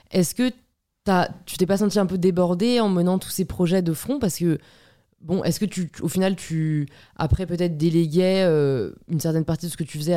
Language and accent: French; Le Havre, Normandy, France; T'as vécu où juste en grandissant J'étais au Havre.